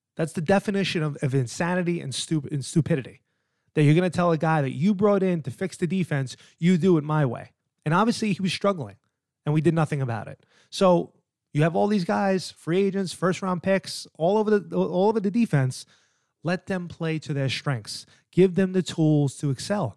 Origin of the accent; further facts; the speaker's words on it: New York, United States; now in New Jersey, United States; I'm an East Coast guy. I live in Jersey. I'm from New York